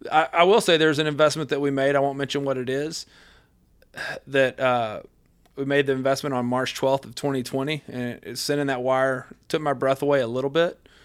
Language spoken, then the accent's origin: English; West Texas, United States; since I was a little bitty guy growing up in West Texas